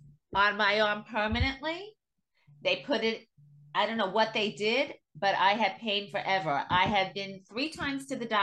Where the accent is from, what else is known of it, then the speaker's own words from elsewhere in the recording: United States; I am a proud American. I happen to be Jewish, but I am an American